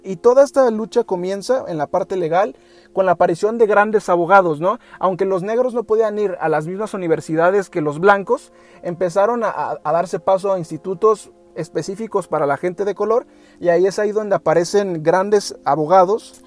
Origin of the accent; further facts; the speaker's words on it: Mexico; nosotros como mexicanos